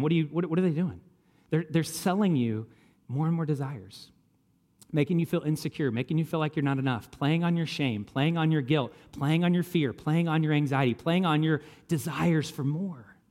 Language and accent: English; Kentucky, United States; I grew up in Kentucky.